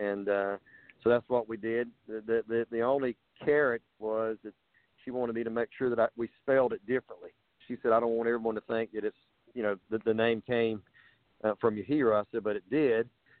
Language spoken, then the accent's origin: English; Darlington, South Carolina, United States; whenever I was a kid, you know, growing up in Darlington, South Carolina